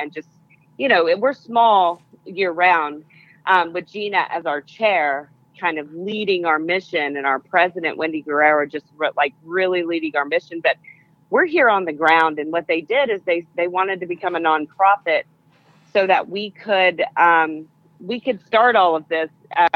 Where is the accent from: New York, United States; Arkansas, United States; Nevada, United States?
Arkansas, United States; Pine Bluff; I come from Pine Bluff. I'm from Pine Bluff originally.